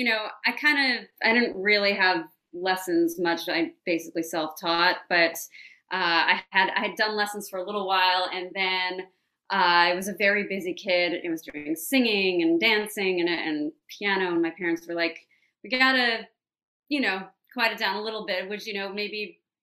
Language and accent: English; New York City, New York, United States; also born or lived in Nashville; I grew up in a part of the city called Greenwich Village